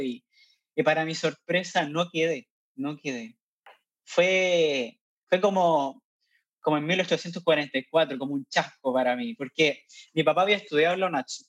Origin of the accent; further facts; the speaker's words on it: Curicó, Maule, Chile; moved away as an adult; also born or lived in La Cisterna, Santiago, Chile; now in Chad; yo soy, nací en Curicó, en el sur centro de Chile